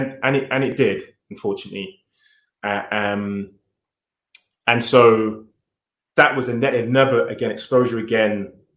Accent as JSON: {"language": "English", "region": "London", "country": "United Kingdom", "tie": "born or raised there", "said": "Yeah, so I mean, I suppose, you know, given that I'm 50 years old, the 70s was a long time ago"}